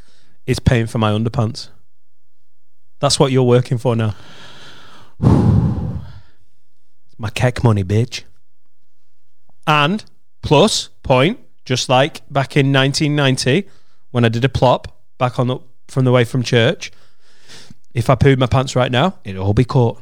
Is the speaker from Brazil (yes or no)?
no; United Kingdom; being British